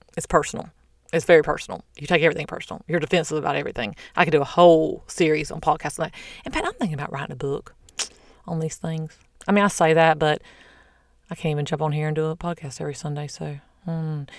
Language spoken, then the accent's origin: English; the South, United States; I'm from the South